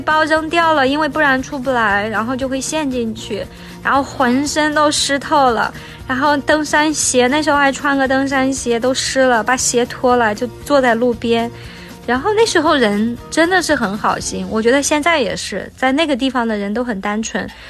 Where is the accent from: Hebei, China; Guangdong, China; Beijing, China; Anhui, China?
Beijing, China; 可能他从巴黎来，他从伦敦来，我从北京来，有的从台湾来，然后这样一起去旅行